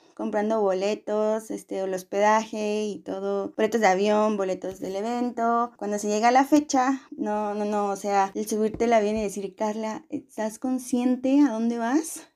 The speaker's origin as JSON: {"language": "Spanish", "town": "Morelia", "region": "Michoacán", "country": "Mexico", "said": "yo soy de Morelia"}